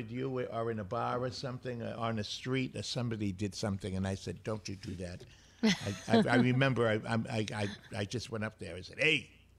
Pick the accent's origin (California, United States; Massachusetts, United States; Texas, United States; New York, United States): Massachusetts, United States; Boston; I'm from Boston.